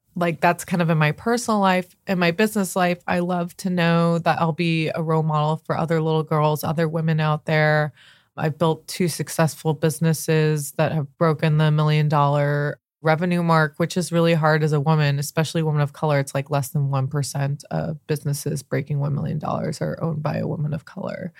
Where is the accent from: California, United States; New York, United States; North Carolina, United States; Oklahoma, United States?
California, United States; La Jolla; I grew up in Southern California